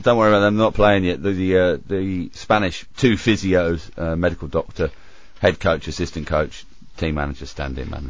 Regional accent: United Kingdom; moved away as an adult; now in Australia; I left the UK

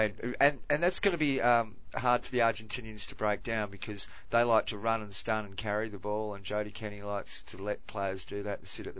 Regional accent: Australia; I sort of have to go for Australia because I'm Australian.

